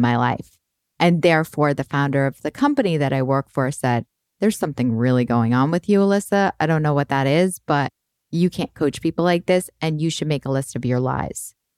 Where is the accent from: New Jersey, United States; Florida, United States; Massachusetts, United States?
Massachusetts, United States; Boston; now in California, United States; I grew up in Boston